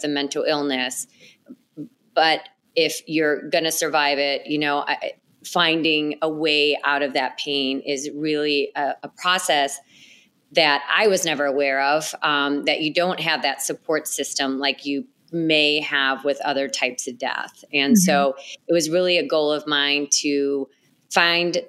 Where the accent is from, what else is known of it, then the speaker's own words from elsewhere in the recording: Chicago, Illinois, United States; I'm a native Chicagoan. I grew up in the Northwest suburbs, born and raised, and I've lived here my whole life